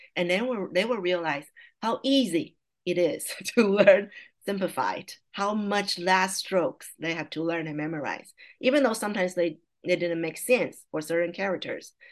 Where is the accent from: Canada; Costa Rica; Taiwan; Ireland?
Taiwan; first language Mandarin Chinese; English is a second language; moved away as an adult; now in California, United States; I was born and raised in Taiwan, and I came to the I came to the States at age 31 to attending a college